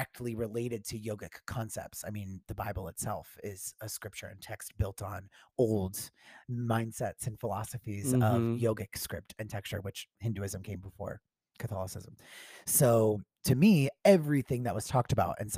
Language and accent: English; Tampa, Florida, United States; I grew up in Florida.